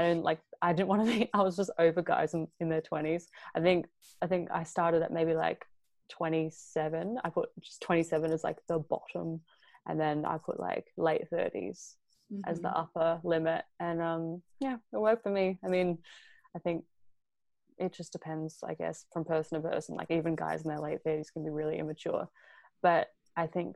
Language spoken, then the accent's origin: English; Australia; accent: Australian; moved away; I'm Australian